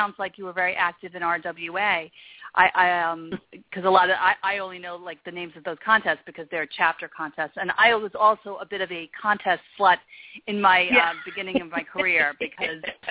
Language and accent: English; New York, United States; I'm from New York